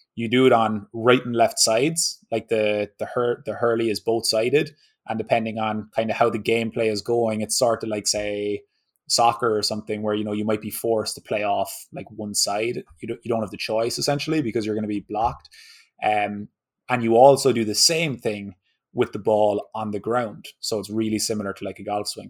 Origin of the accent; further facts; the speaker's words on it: Ireland; moved away as an adult; now in Southern California, United States; I grew up in Ireland